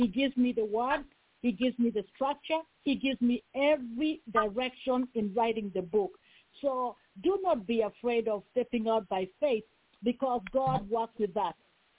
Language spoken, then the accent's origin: English; Kenya; born or raised there; English is a second language; now in Bakersfield, United States